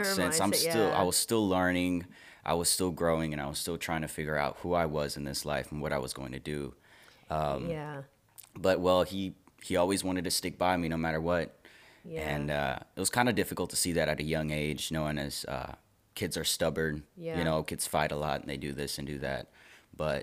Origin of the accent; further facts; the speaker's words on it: Memphis, Tennessee, United States; as a person growing up in Memphis